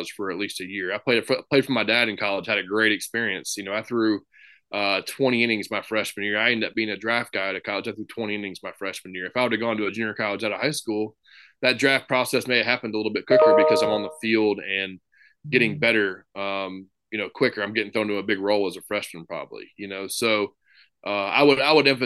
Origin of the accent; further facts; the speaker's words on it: Memphis, Tennessee, United States; come back home and coach in my hometown